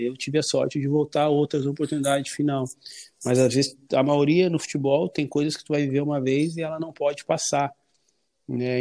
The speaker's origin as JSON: {"language": "Portuguese", "town": "Porto Alegre", "region": "Rio Grande do Sul", "country": "Brazil", "tie": "born or raised there"}